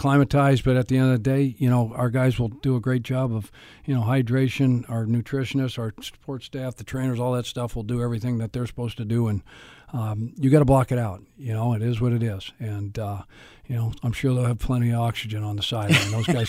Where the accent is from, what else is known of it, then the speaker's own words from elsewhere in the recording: Boulder, Colorado, United States; I'm born and raised. I'm born in Boulder, Colorado.